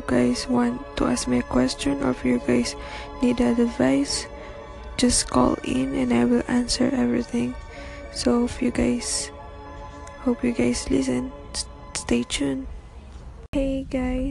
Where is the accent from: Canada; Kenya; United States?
Canada; Toronto, Ontario; It's morning here in Toronto. Yeah, I'm from Toronto.